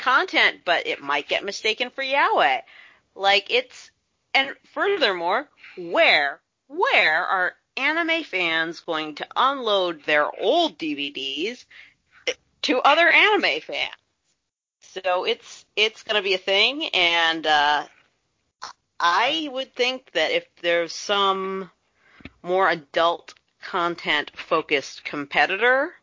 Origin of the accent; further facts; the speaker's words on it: United States; I, as an American who enjoys Hollywood's products